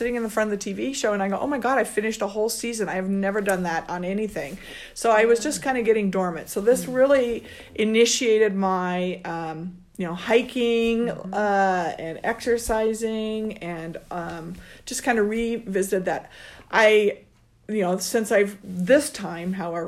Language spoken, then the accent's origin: English; Oregon, United States; I'm from Oregon